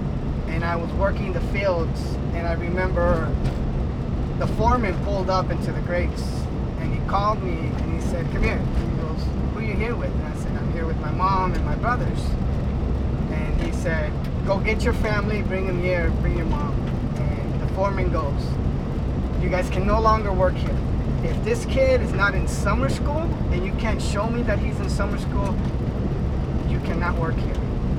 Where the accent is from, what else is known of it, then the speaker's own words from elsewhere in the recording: Yuma, Arizona, United States; also born or lived in California; I am a son of, you know, farm worker family, migrant student. You know, I grew up in California and Yuma. Every year we would go back and forth.